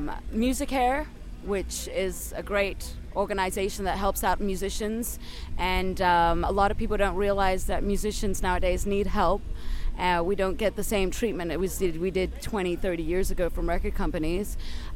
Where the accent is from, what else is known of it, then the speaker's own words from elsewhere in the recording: Crete, Greece; We're from Crete, Greece, and we started off in an artist commune